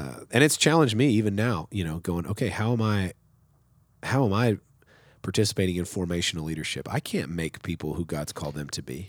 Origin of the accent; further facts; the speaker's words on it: West Texas, United States; moved away as an adult; also born or lived in Sundown, Texas / Sweet Springs, Missouri; now in Nacogdoches, United States; I'm from West Texas. I'm from the desert